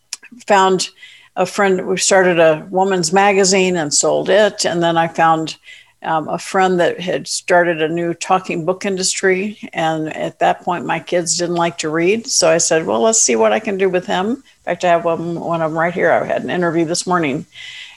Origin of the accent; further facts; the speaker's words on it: Florida, United States; moved away as an adult; also born or lived in Atlanta; I grew up in Florida